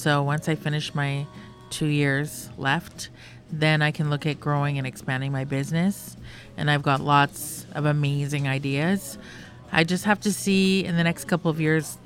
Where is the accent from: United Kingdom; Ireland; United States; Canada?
Canada; Vancouver, British Columbia; also born or lived in Bella Coola; I am from Bella Coola originally, and I grew up in Vancouver